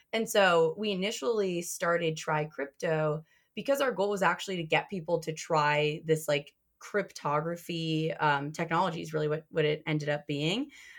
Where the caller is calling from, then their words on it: Ann Arbor, Michigan, United States; I am calling from Ann Arbor, Michigan.